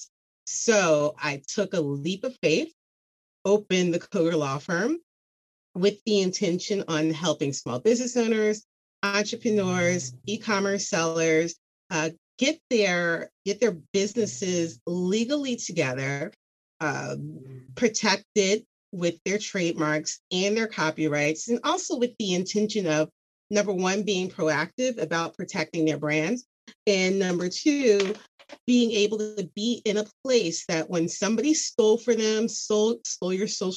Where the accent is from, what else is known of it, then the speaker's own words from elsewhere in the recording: Cheltenham Township, Pennsylvania, United States; I grew up outside of Philadelphia, Pennsylvania, for those who are familiar, in the Cheltenham Township